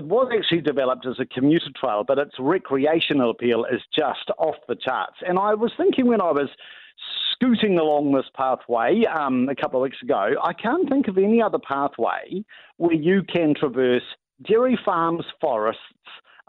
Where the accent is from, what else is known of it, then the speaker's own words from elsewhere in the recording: South Africa; being South African, you can expect extra generous portion sizes.